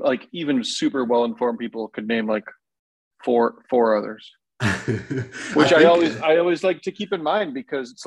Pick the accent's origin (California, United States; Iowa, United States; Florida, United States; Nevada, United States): Iowa, United States; Decorah; I was born and raised in Decorah, Northeast Iowa